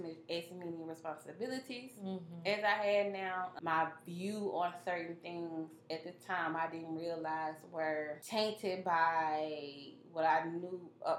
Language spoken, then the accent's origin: English; Monroe, Louisiana, United States; I grew up, at the time, it was a predominantly white high school. And I'm from Monroe